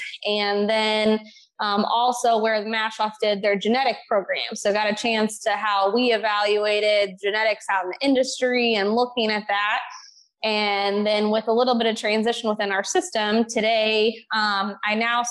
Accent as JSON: {"language": "English", "region": "Southern Illinois", "country": "United States", "tie": "born or raised there", "said": "I grew up in Southern Illinois"}